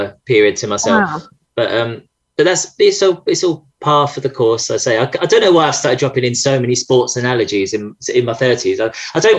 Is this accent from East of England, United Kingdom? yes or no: yes; Essex, East of England, United Kingdom; I'm from Essex.